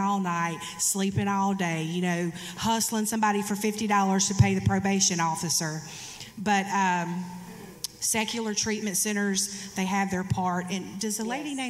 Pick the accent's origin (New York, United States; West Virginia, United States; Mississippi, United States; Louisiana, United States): Mississippi, United States; Hattiesburg; my hometown of Hattiesburg, Mississippi